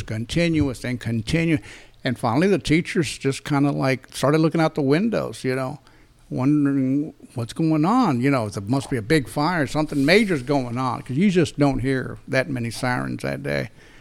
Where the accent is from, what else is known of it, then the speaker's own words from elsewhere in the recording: Dallas, Texas, United States; I grew up here in Dallas, Texas.